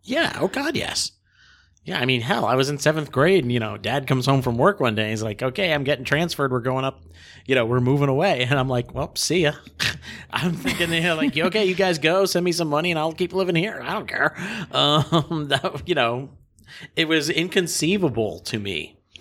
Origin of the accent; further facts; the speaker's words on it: Harrisburg, Pennsylvania, United States; also born or lived in Massachusetts; I was born in Massachusetts. My family moved to Harrisburg, Pennsylvania when I was two